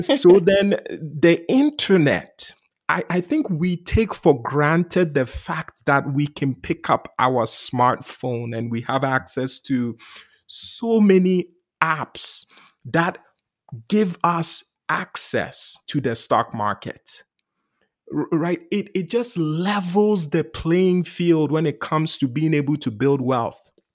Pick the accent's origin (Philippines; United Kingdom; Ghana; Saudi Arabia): Ghana; now in United States; I grew up in Ghana, West Africa. I came to the U S as an immigrant